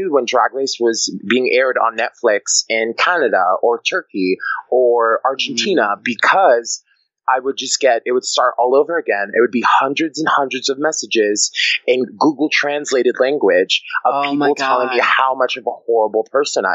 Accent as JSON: {"language": "English", "town": "New York City", "region": "New York", "country": "United States", "also_born_or_lived": "Maine", "said": "I'm from New York City."}